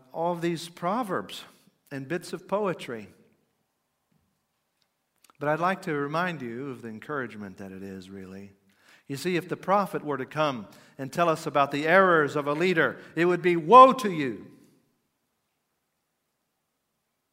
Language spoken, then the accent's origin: English; United States; I'm an American